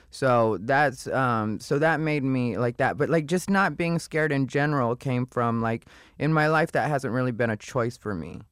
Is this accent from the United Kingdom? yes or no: no; Casa Grande, Arizona, United States; moved away as an adult; also born or lived in Phoenix, Arizona; I was born in Phoenix, raised in Casa Grande